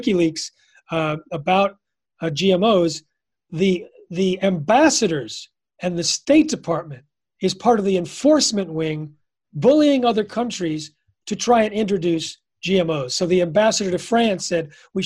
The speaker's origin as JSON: {"language": "English", "country": "United States", "said": "I'm from the United States"}